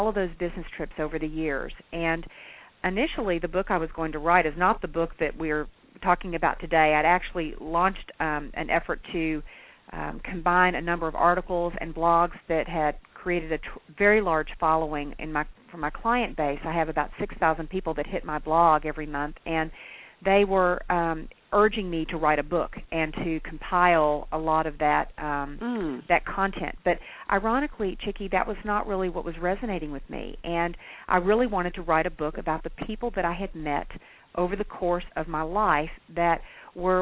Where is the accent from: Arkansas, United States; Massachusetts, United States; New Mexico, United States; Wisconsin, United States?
Arkansas, United States; Hot Springs; I hail from Hot Springs, Arkansas. So I am a small town southern girl